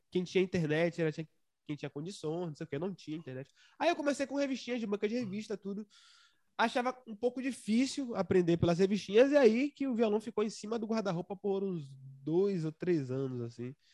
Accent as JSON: {"language": "Portuguese", "town": "Santo Amaro", "region": "Bahia", "country": "Brazil", "tie": "born there", "said": "Nossa, é, é, na, na, verdade, eu sou registrado como um santamarense, né? Mas eu só fiz nascer lá e depois vim."}